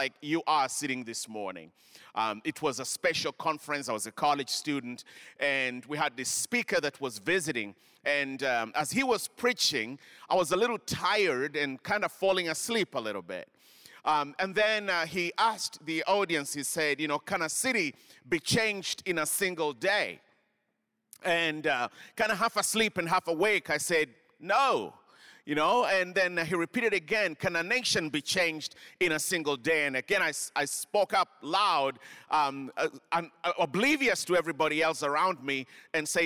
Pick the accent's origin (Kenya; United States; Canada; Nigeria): Kenya; moved away; I grew up in Kenya.